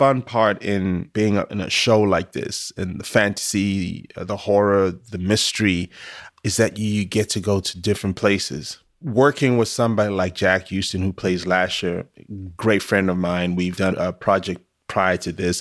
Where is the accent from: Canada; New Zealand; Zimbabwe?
Zimbabwe; moved away; born and raised in Zimbabwe, you know, my people practice a lot of spirituality